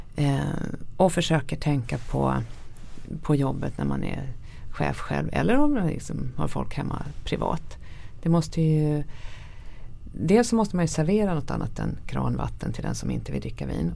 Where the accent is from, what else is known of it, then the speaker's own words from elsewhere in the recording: Sweden; som svensk